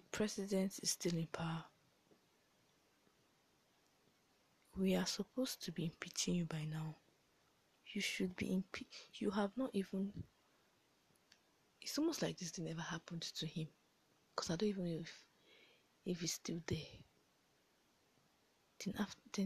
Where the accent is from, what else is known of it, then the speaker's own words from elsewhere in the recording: Nigeria; being a Nigerian and living in Nigeria